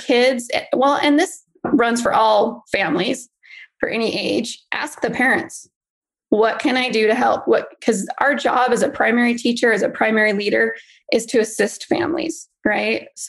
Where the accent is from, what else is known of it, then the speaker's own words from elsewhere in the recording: Idaho, United States; moved away as an adult; also born or lived in Utah; now in Arizona, United States; No, I'm originally from Idaho, then lived in Utah for 10 years and then moved here about 3 years ago.